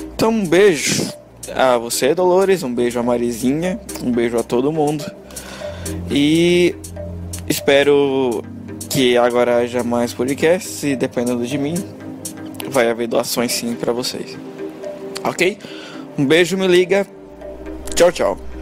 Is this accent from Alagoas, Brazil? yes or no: yes; Maceió, Alagoas, Brazil; moved away as an adult; now in Buenos Aires, Argentina; eu sou de Maceió, mas moro aqui em Buenos Aires há dois anos